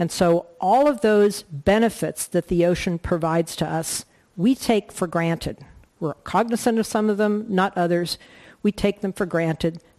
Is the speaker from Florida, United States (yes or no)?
no; Colorado, United States; moved away; I grew up in Colorado